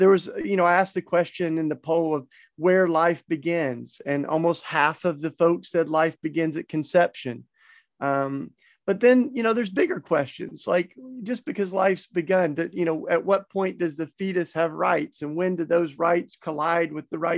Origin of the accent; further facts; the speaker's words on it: the Bible Belt, the South, United States; I grew up in the Bible Belt